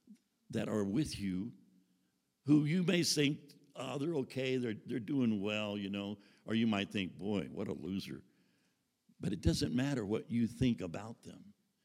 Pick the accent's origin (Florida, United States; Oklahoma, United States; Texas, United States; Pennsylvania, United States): Texas, United States; Houston; living in the South, living in Houston, Texas, and growing up in Southern churches